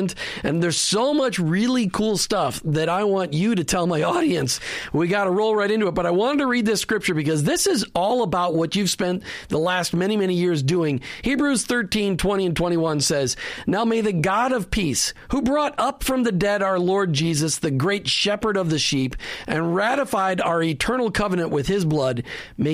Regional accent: Minnesota, United States; now in Florida, United States; I'm from Minnesota, so I miss the cold and the snow.

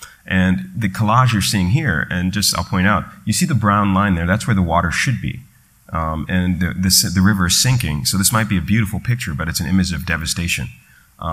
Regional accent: New York, United States; They would come up to me and start speaking in Hindi, and I was like, no, New York, you know, sorry.

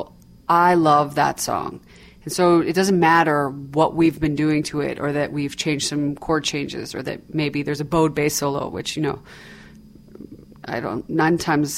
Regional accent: Toronto, Ontario, Canada; now in New York, United States; I grew up in Toronto, Ontario, Canada

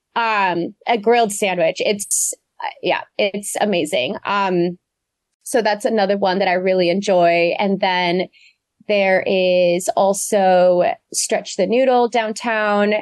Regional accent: Beaverton, Oregon, United States; outside of Portland. I grew up in Beaverton

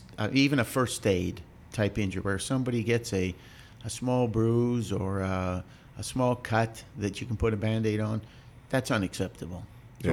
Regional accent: Canada; moved away; I'm actually Canadian, and I graduated from university in Canada

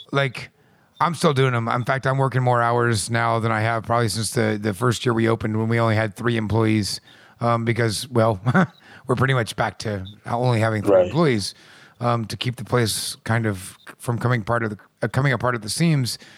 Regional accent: Midwest, United States; I'm from the Midwest

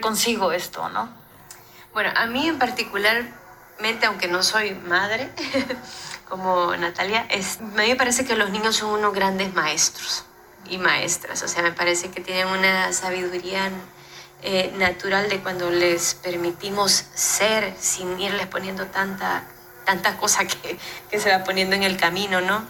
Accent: El Salvador; yo soy salvadoreña

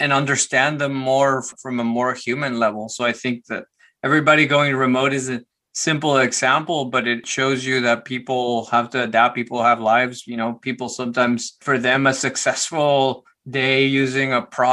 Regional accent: Guatemala City, Guatemala Department, Guatemala; I was born in Guatemala City, Guatemala. My parents had a small business and my dad had a computer and we had a small apartment. So the computer happened to be in my room

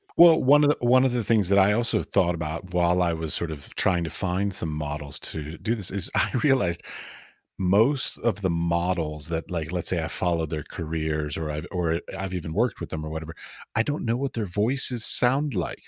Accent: United States; moved away as an adult; also born or lived in Middle East; as an American

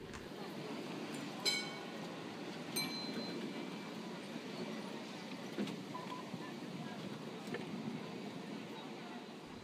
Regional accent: Ballarat, Victoria, Australia; I was growing up in Ballarat

